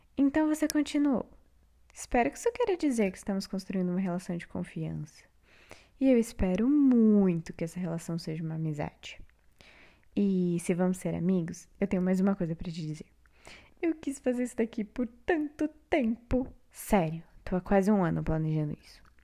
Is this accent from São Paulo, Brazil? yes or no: yes; São Paulo, Brazil; moved away as an adult; now in Paraná, Brazil; Eu nasci em São Paulo